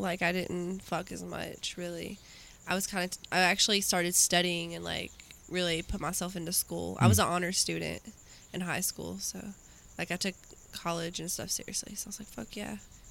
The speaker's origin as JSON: {"language": "English", "region": "Georgia", "country": "United States", "also_born_or_lived": "Tennessee", "moved": "yes", "said": "she's like Georgia, and I was like, no way. I was like, me too."}